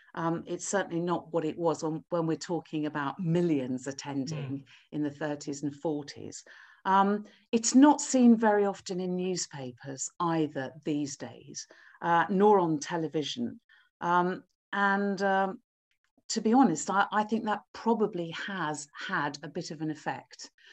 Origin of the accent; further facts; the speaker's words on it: Wolverhampton, West Midlands, United Kingdom; now in Cambridge, United Kingdom; I was born in Wolverhampton. I live in Cambridge now, but I was born in Wolverhampton. Uh, so growing up in the Midlands, going to school